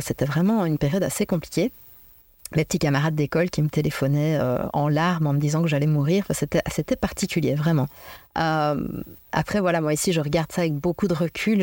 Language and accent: French; Belgium; also born or lived in Liège; je suis belge, euh, d'origine belge et je vis en Belgique à Liège